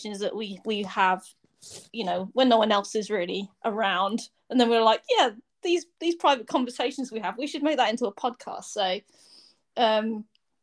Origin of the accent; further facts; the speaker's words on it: United Kingdom; accent: British; my British accent.